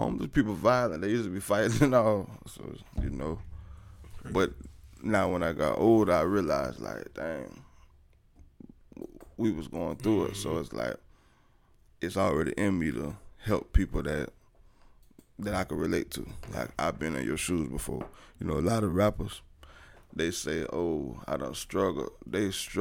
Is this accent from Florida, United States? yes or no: yes; Tampa, Florida, United States; I'm from Progress Village, Tampa, Florida